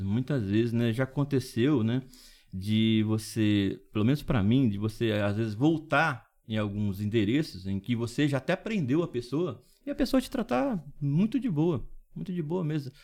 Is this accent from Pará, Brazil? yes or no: no; Dracena, São Paulo, Brazil; Eu sou morador de Dracena, nasci em Dracena.